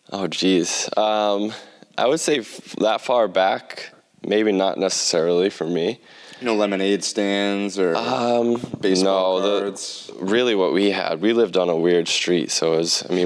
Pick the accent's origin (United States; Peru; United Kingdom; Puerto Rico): United Kingdom; Plymouth, South West England; I'm from Plymouth. It's a, yeah.